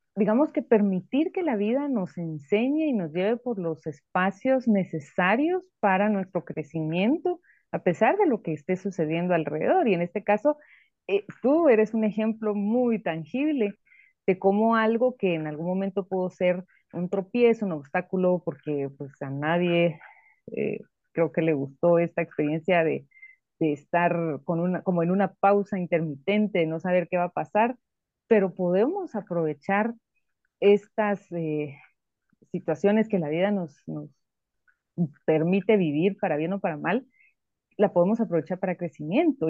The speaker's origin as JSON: {"language": "Spanish", "country": "Guatemala", "said": "Nosotros como guatemaltecos"}